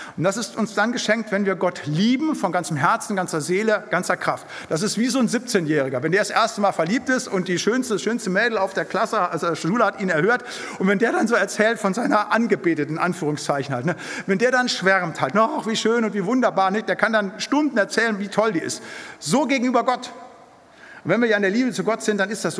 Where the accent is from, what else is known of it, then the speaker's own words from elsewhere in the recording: Siegerland, North Rhine-Westphalia, Germany; moved away; Da, wo ich herkomme, aus dem Siegerland, in den Gemeinschaftskreisen